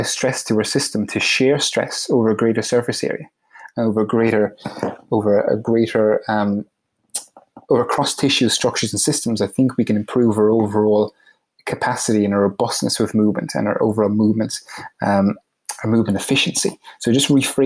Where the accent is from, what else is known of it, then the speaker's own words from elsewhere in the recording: Ireland; moved away as an adult; also born or lived in United States; I'm from Ireland and I'm living in Ireland currently. I actually moved back from the US a couple of years ago